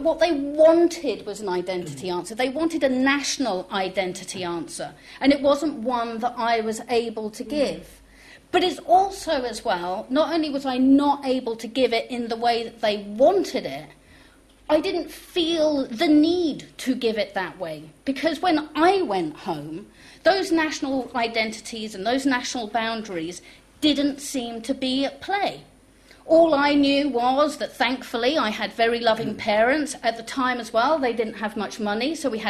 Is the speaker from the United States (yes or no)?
no; East Anglia, East of England, United Kingdom; first language French; English is a second language; moved away as an adult; now in Manchester, United Kingdom; I was born in England and I grew up in East Anglia in the 1960s